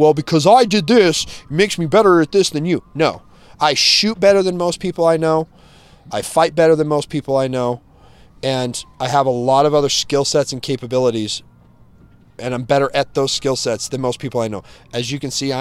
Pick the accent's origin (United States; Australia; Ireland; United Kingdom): United States; San Diego, California; I was born and raised in Southeast San Diego.